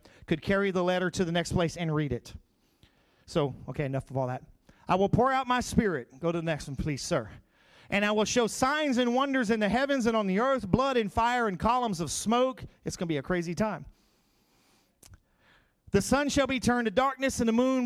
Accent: Crowley, Louisiana, United States; I grew up in Crowley, where we used to have 1 million people a year show up through the Crowley Rice Festival

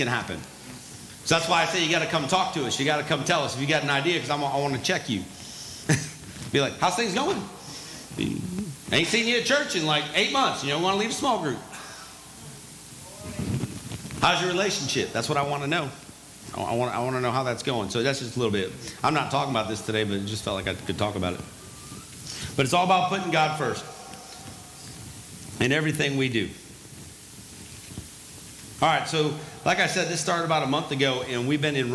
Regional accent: the North, United States; moved away; also born or lived in the South; I'm not originally from the South. I'm from the North, so I talk faster.

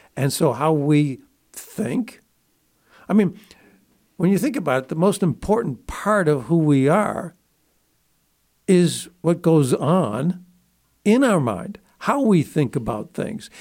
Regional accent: Buffalo, New York, United States; I grew up in Buffalo, New York

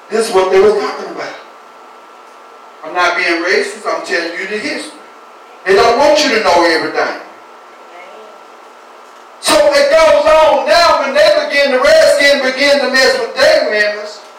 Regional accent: United States

